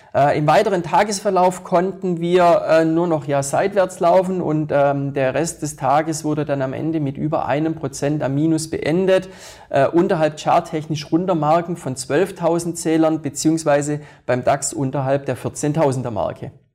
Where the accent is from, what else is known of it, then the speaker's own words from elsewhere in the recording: Switzerland; bei uns in der Schweiz Geberit und die Swiss Re